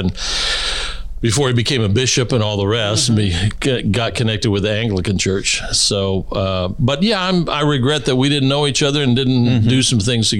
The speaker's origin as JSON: {"language": "English", "town": "Honolulu", "region": "Hawaii", "country": "United States", "tie": "born there", "said": "I was born in Hawaii, Honolulu, at Tripler Hospital. I'm a Navy kid because my dad was in the Navy."}